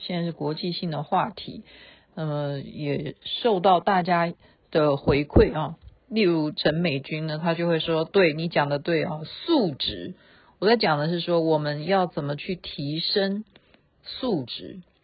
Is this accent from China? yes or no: no; Taiwan; 我们台湾人就在骂，我们台湾就在骂哈